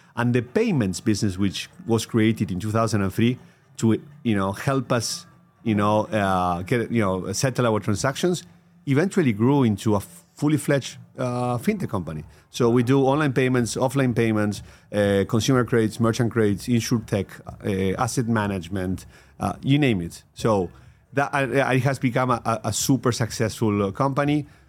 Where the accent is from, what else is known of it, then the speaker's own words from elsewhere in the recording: Argentina; I had a career in Pepsi Costar in Argentina, my home country